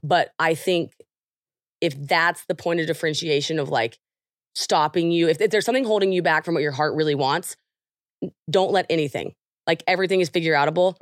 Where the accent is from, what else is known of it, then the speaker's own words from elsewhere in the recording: Oklahoma, United States; I'm from Oklahoma